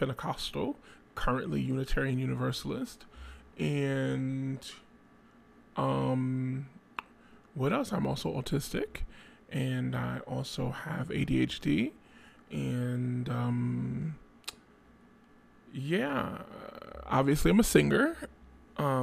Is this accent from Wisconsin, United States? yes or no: no; Trenton, New Jersey, United States; hailing out of Trent, New Jersey, my hometown